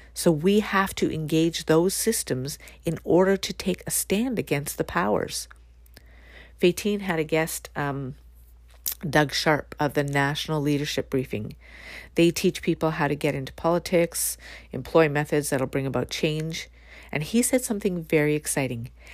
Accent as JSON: {"language": "English", "country": "Canada", "said": "my own country"}